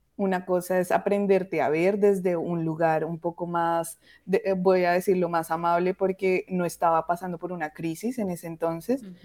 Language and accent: Spanish; Colombia; now in Toronto, Canada; yo vivo en Toronto, mi mamá pues vive en Colombia, entonces fue ir otra vez al lugar, a tu hogar donde naciste